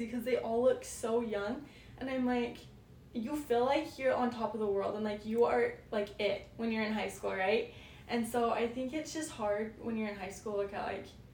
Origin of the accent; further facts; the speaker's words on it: Payson, United States; moved away; we grew up like in Payson. It was like the cutest little community